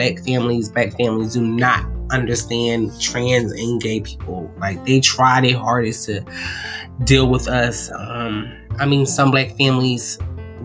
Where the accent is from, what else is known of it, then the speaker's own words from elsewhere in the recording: Philadelphia, Pennsylvania, United States; I'm from Philadelphia.